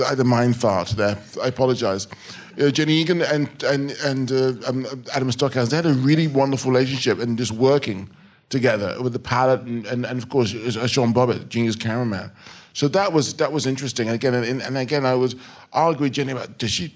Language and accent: English; England, United Kingdom; I'm an English director